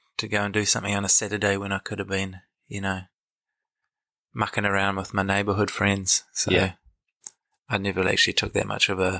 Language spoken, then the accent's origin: English; Christchurch, Canterbury, New Zealand; Well, I come from Christchurch, or just on the outskirts, in a place called Halsall. Grew up on a hill, which is an important distinction when you come from Christchurch